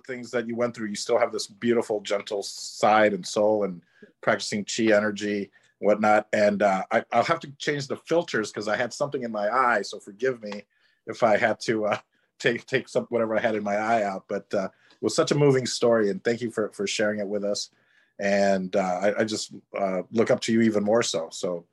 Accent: Chicago, Illinois, United States; I'm from Chicago

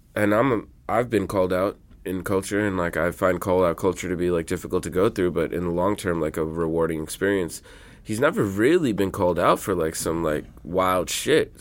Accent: New York City, New York, United States; born or raised there

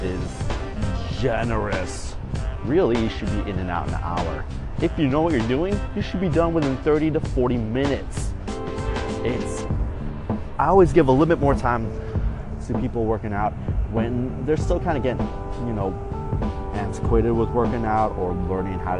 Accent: Chicago, Illinois, United States; my hometown team, the Chicago Bears.

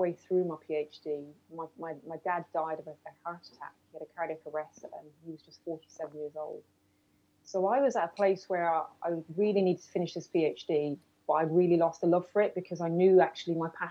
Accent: Ireland; being Irish

